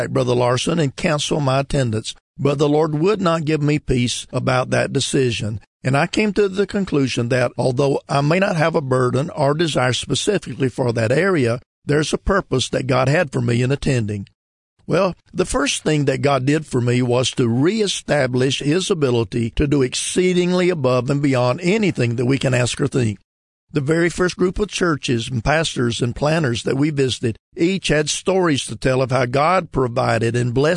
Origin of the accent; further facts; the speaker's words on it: the South, United States; I'm from the South, and where I live, there are a multitude of churches